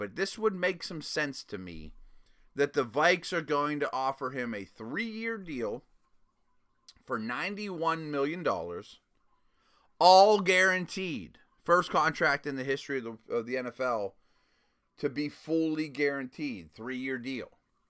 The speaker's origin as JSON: {"language": "English", "region": "Midwest", "country": "United States", "said": "I mean, I don't know how much this matters to Cousins, but I'm from the Midwest."}